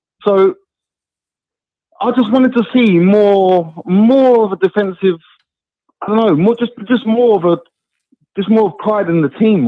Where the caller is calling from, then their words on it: Epsom, South East England, United Kingdom; moved away; I'm calling from Epsom, mate.